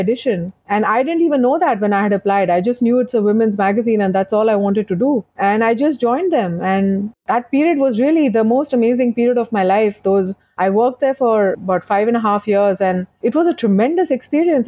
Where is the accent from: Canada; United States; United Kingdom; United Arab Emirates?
United Arab Emirates; Dubai; I was brought up in Dubai